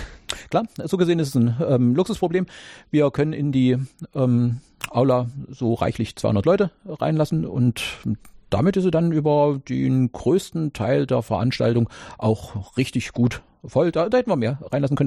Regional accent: GDR, East Germany, Germany; ihr merkt es an meiner Sprache, ich komme ja aus der DDR oder jeweils mhm. äh, da geboren, mhm. da zur Schule.

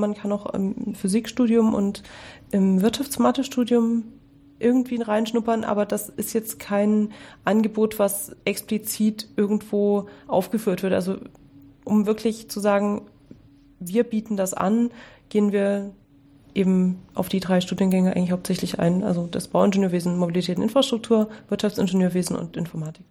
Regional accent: Dresden, Saxony, Germany; ich habe Abitur gemacht in Dresden, wo ich aufgewachsen bin

